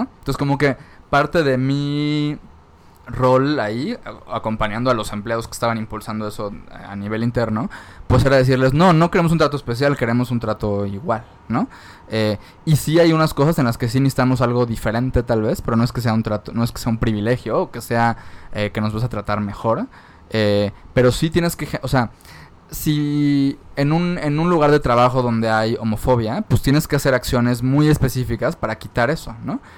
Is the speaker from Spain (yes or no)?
no; Mérida, Yucatán, Mexico; en Mérida, yo soy de Mérida